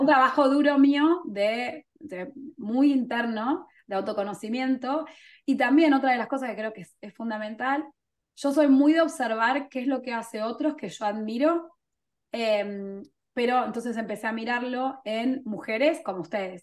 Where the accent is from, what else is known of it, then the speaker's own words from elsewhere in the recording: Argentina; moved away; also born or lived in England; soy argentina, pero yo vivía en Inglaterra en ese momento